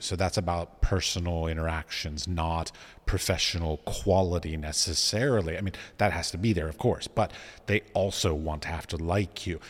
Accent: Washington, District of Columbia, United States; moved away; I was raised in Washington, D C

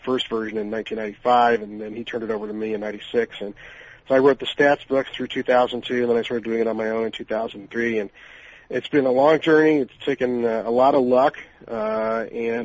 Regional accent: Des Moines, Iowa, United States; now in Lawrence, United States; I grew up in Des Moines, Iowa, and we had a AAA team

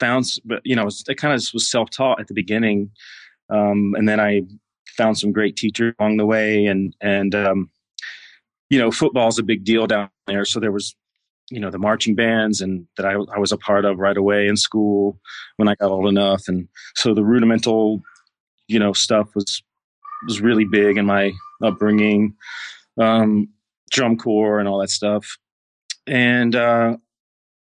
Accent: Clinton, Mississippi, United States; moved away as an adult; also born or lived in Texas; I grew up in Mississippi, in a small town outside of Jackson. Clinton was the name of the city.

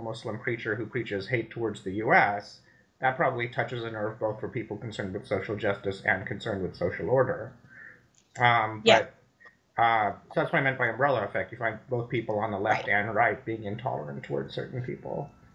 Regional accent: India; moved away as an adult; now in United States; I grew up in India, so I went to high school there and I went to, came to America for college

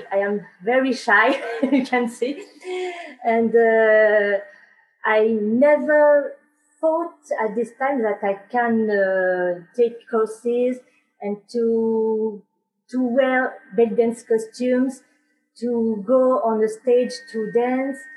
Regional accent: France; English is a second language; i am a french uh, student in belly dance

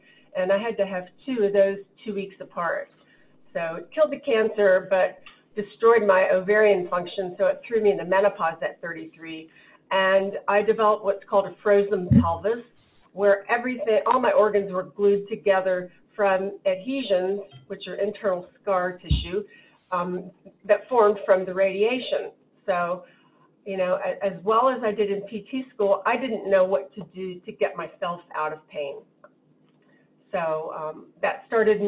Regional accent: Jacksonville, Florida, United States; also born or lived in Havana, Cuba; I was born in Havana, Cuba. And my in-laws, Larry's parents and grandparents, helped my parents and me move to Jacksonville, Florida when I was 2 months old

